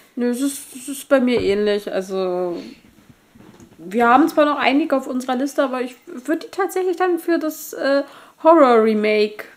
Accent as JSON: {"language": "German", "country": "Germany", "said": "wir sind Deutsche"}